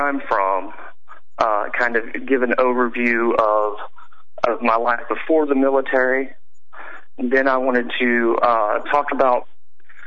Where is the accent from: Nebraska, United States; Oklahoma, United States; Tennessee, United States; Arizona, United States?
Oklahoma, United States; Choctaw County, southeast; moved away as an adult; I was born and raised in rural southeast Oklahoma